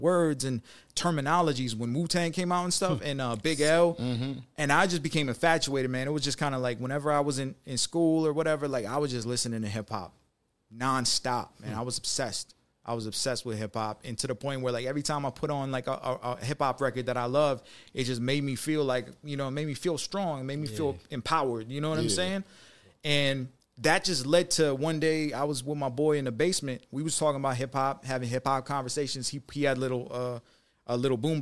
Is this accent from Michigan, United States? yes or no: yes; Detroit, Michigan, United States; now in Las Vegas, United States; I'm from Detroit. So born and raised in Detroit.